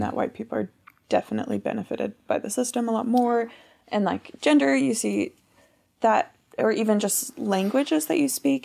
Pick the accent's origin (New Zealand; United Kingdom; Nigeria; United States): United States; first language English; being an American with my passport